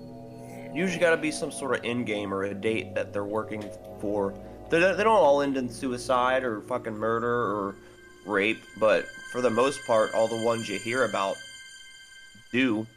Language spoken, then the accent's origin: English; Texas, United States; we're from Texas